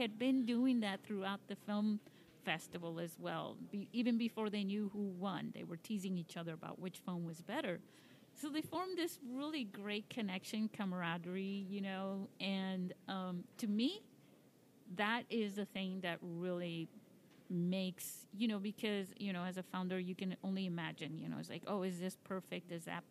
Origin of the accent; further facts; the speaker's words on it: Spain; You know, I come from Spain, and they're big into swords over there in Toledo.